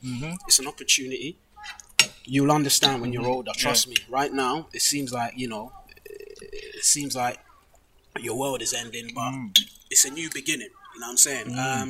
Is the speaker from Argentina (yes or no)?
no; Ghana; moved away; I mean, when I came from Ghana, I remember my mum used to go to work night shifts